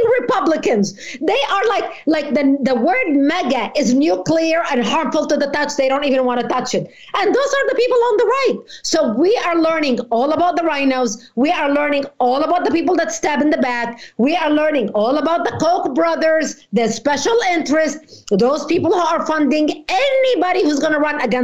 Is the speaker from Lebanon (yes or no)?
yes; Lebanon; now in United States; I was born in Lebanon